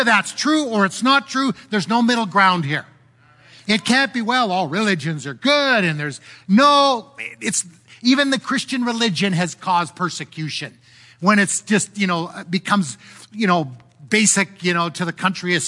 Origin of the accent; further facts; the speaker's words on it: Canada; I'm disappointed as a Canadian how our government has handled this.